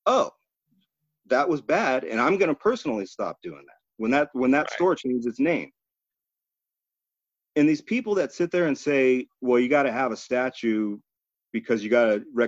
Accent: Ventura, California, United States; When I was growing up in Ventura, California, there was a store downtown Main Street.

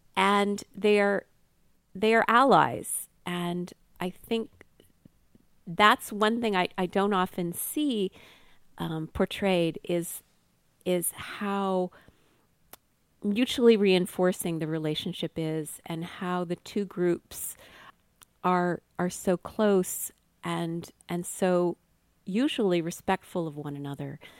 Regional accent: Ottawa, Ontario, Canada; I had, you know, done math contests growing up in Ottawa

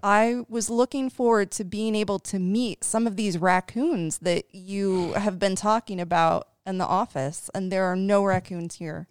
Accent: Dayton, Ohio, United States; moved away as an adult; now in Cincinnati, United States; I am from Dayton, Ohio

